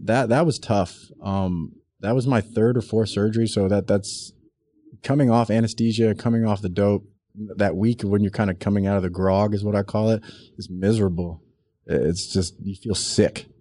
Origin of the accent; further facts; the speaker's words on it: South Texas, United States; I grew up in South Texas